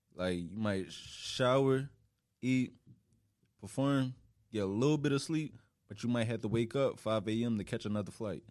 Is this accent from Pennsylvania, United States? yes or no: yes; Philadelphia, Pennsylvania, United States; moved away as an adult; now in New York, United States; I've literally just been West Philly my whole life